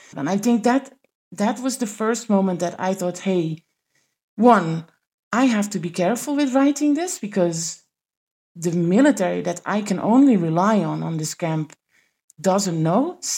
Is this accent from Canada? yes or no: no; Netherlands; I came from the Netherlands, where I was covering the parliament, so basically we were in a way embedded within that building in The Hague.